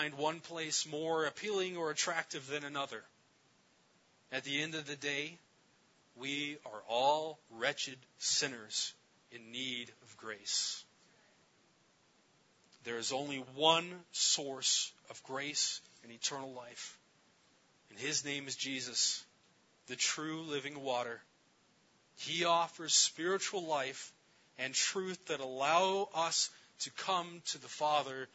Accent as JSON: {"language": "English", "town": "Gallup", "region": "New Mexico", "country": "United States", "tie": "born or raised there", "said": "I'm from Gallup, New Mexico, where I've served alongside"}